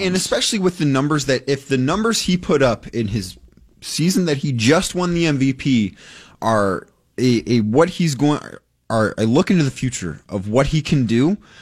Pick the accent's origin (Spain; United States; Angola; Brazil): United States; Cleveland, Ohio; I'm from Cleveland